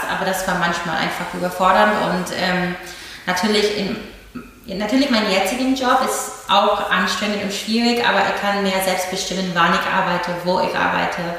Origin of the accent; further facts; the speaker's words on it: Berlin, Germany; Ich fühle mich auch stolz auf Berlin. Ich bin Berlinerin